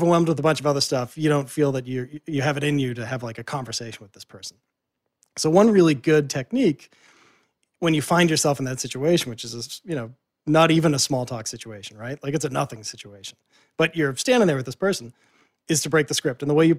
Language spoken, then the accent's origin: English; Boston, Massachusetts, United States; because I'm from Boston and I used to work in the media scene in Boston.